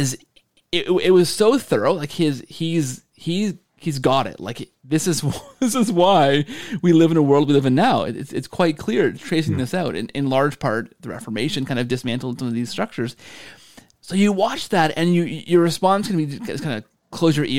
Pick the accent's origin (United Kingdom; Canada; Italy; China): Canada; I'm Canadian